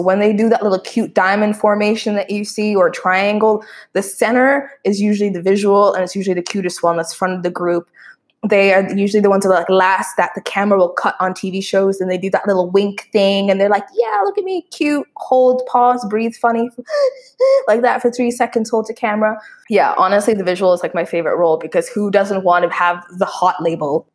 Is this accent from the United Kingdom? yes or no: no; Canada; moved away; as Canadians